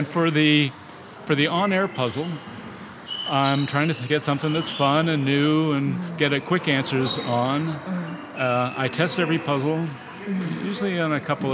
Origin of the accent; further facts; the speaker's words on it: Crawfordsville, Indiana, United States; moved away; also born or lived in Westchester County, New York; I grew up in Crawfordsville, Indiana